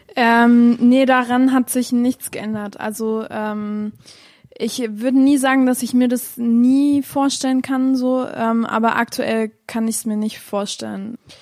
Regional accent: Chemnitz, Saxony, Germany; ich bin in Chemnitz aufgewachsen, sogar so ein bisschen, äh, so ein bisschen weiter vom Dorf, ähm, in der Nähe von Chemnitz. Ja, aufgewachsen, geboren, studiert

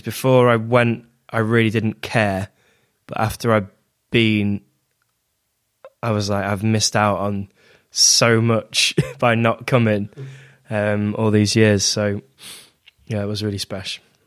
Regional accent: near Lincoln, East Midlands, United Kingdom; moved away as an adult; also born or lived in Sheffield; now in Manchester, United Kingdom; in Lincoln, which is the closest city to my hometown

